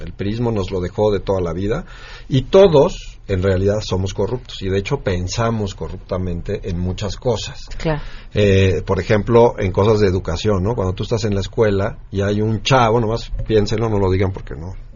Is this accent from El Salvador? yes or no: no; Mexico; nosotros como mexicanos